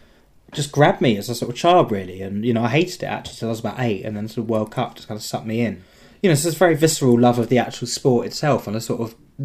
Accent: Surrey, South East England, United Kingdom; I'm not from Norfolk, from Surrey

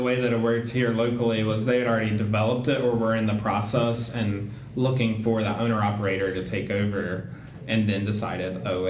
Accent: the South, United States; now in Queen Creek, Arizona, United States; I grew up in the South

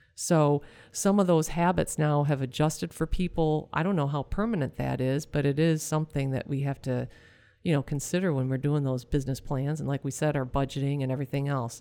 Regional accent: Michigan, United States; we're from Michigan

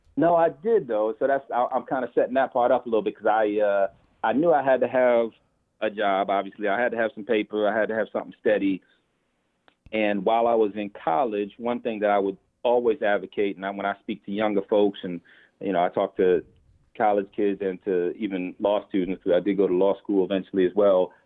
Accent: Boston, Massachusetts, United States; moved away as an adult; now in New York, United States; growing up in Boston, I've actually been on my own since I was 16

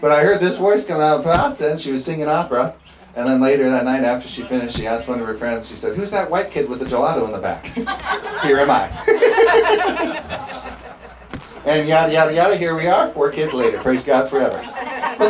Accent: California, United States; I was from California

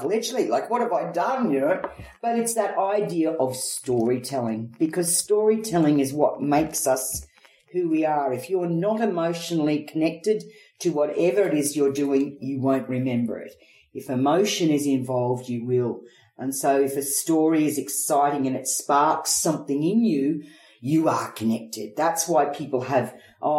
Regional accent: Rockhampton, Queensland, Australia; moved away; also born or lived in England; I grew up in Rockhampton

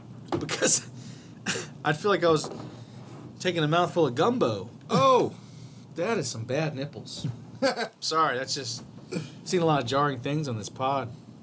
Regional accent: United States; we're American.

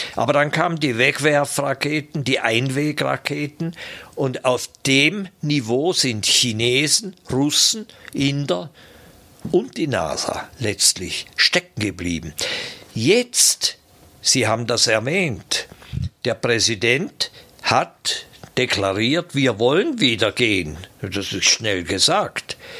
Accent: Switzerland; ich bin auf der Schattenseite des Bodensees aufgewachsen

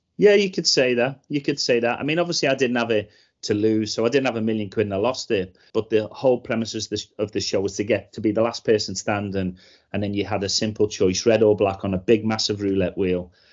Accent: Liverpool, North West England, United Kingdom; I grew up in Liverpool in the eighties

